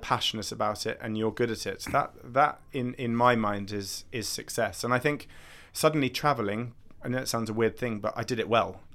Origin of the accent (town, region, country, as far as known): United Kingdom; accent: posh